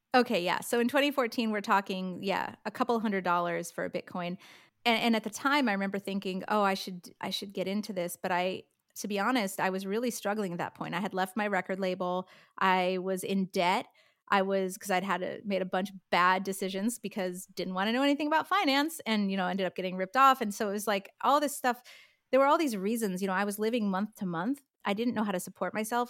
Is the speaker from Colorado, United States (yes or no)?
no; upstate New York, United States; moved away as an adult; also born or lived in Michigan / Manhattan / London; now in Los Angeles, United States; I grew up in a small town in upstate New York